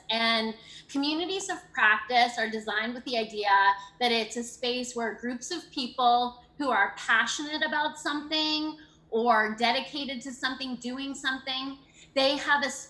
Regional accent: Canada; now in United States; I came from Canada oh. in 1999 and taught with the program and I had three different experiences here in North Carolina with the program.

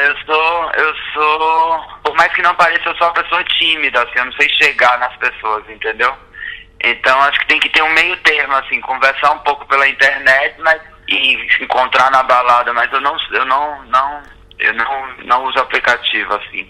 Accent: sertão of Ceará, Brazil; Eu já era um cara que vinha do sertão do Ceará

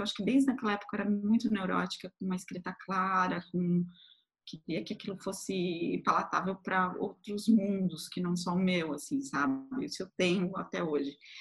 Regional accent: Florianópolis, Santa Catarina, Brazil; moved away as an adult; also born or lived in Tubarão, Santa Catarina; now in São Paulo, Brazil; nasci numa cidade até um pouco menor, bem menor, que se chama Tubarão, em Santa Catarina também. Mas eu fui morar com poucos meses de idade em Florianópolis, então me considero de Florianópolis.

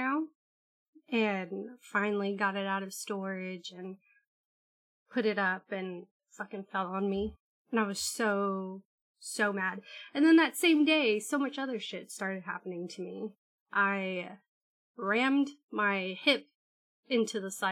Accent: United States; I'm American.

